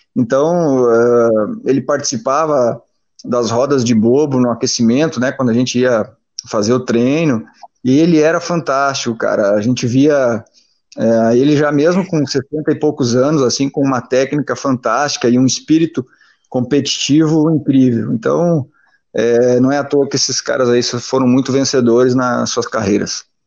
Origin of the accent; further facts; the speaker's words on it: Machadinho, Rio Grande do Sul, Brazil; Eu nasci em Machadinho, né? Interior do Rio Grande do Sul